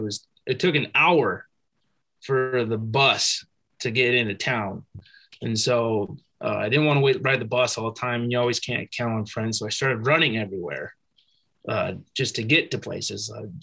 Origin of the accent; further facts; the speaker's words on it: United States; born there; You know, I was born in America. I'm an American. But I wanted to earn my right as an American.